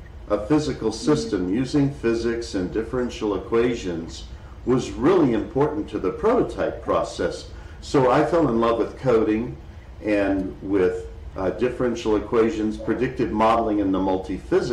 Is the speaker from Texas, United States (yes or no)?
yes; Dallas, Texas, United States; I grew up in Dallas, Texas, a huge city in Texas